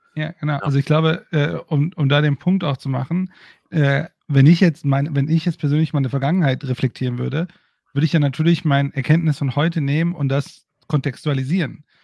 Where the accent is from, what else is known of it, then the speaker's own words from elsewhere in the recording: Bochum, North Rhine-Westphalia, Germany; ich bin in Bochum aufgewachsen, direkt daneben